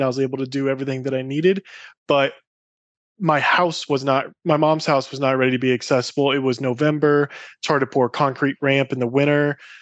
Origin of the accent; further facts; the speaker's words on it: Iowa, United States; Growing up in Iowa was incredible